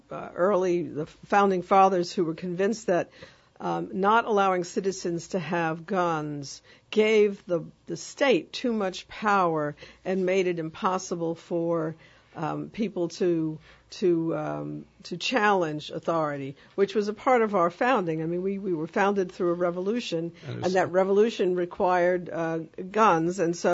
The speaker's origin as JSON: {"language": "English", "region": "New York", "country": "United States", "tie": "born or raised there", "moved": "yes", "said": "I grew up in New York."}